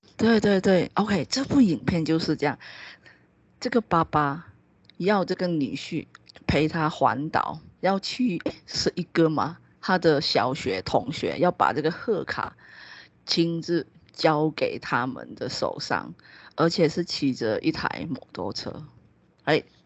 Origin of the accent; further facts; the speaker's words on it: Malaysia; 我们马来西亚华人其实还蛮算，大部分是属于比较传统的